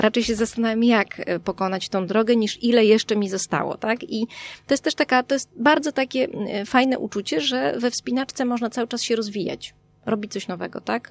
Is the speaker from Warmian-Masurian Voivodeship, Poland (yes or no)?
yes; Warmian-Masurian Voivodeship, Poland; moved away; Ja jestem z Pojezierza. Mm, jestem z Warmii